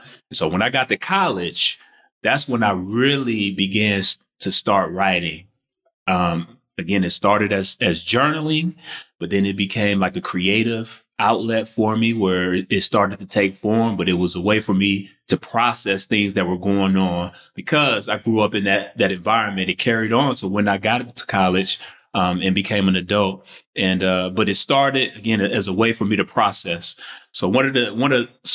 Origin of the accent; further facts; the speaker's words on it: Detroit, Michigan, United States; I grew up in Detroit, Michigan